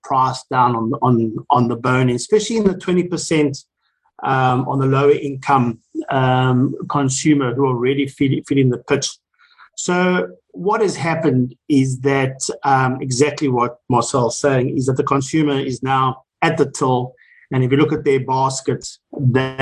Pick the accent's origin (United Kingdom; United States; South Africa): South Africa; as South Africans